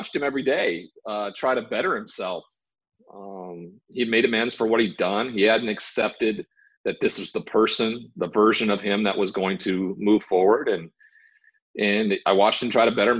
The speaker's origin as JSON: {"language": "English", "region": "Montana", "country": "United States", "tie": "born or raised there", "said": "growing up in Montana around the cowboy culture"}